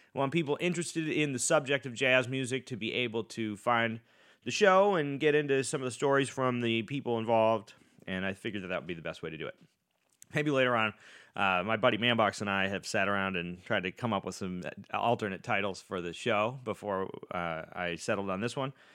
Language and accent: English; Boston, Massachusetts, United States; I grew up in Boston, outside of Boston. I was born in the Newton Wellesley Hospital